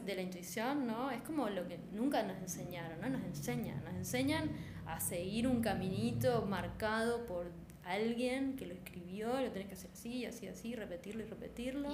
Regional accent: Posadas, Misiones, Argentina; Soy de Posadas Misiones

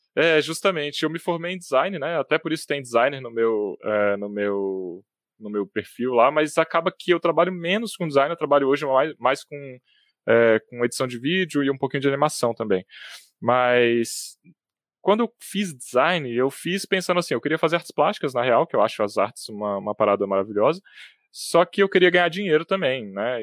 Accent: Brasília, Federal District, Brazil; Eu, eu, nasci em Brasília, apesar de ter morado sempre na cidade de satélites aqui, em Sobradinho 2 e, e na Granja do Torto também

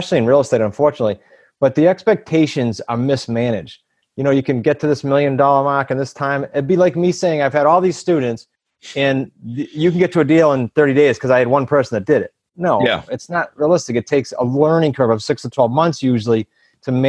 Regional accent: New England, United States; we're from New England

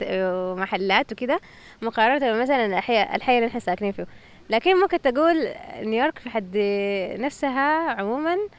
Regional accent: Sudan; moved away; في السودان مثلا احنا

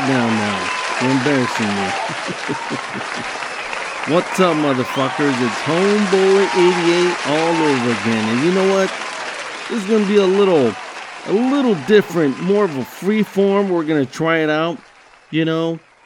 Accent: Southern California, United States; I'm from Southern California. And been living here my entire life.

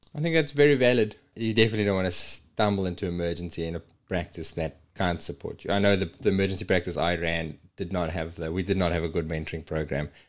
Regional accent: South Africa; moved away as an adult; my hometown in South Africa

